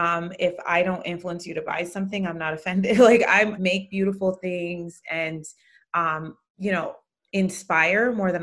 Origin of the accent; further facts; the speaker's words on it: Jamaica; also born or lived in Connecticut, United States; now in California, United States; I'm a mama of 3 kiddos, married to Ben. I'm from Jamaica. Ben is from England, and our kids are first generation American.